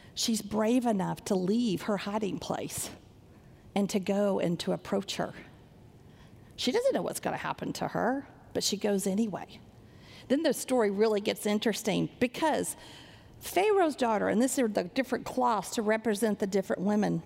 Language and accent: English; Sanger, Texas, United States; I grew up in Sanger, Texas, not a big church like this